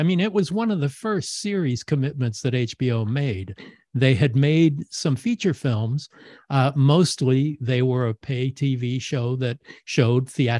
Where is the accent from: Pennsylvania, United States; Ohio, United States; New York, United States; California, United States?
California, United States; Topanga Canyon / Los Angeles; born or raised there